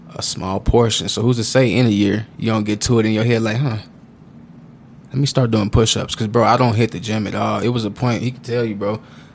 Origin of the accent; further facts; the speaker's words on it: Austin, Texas, United States; also born or lived in San Antonio; We're called Austinites